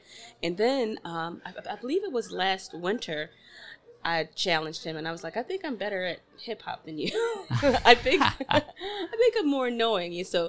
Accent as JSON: {"language": "English", "town": "Baltimore", "region": "Maryland", "country": "United States", "lives_now": "Virginia, United States", "said": "Originally from Baltimore, Maryland."}